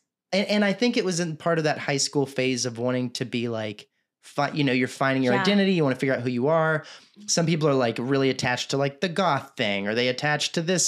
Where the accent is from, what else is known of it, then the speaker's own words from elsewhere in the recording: Texas, United States; I'm from Texas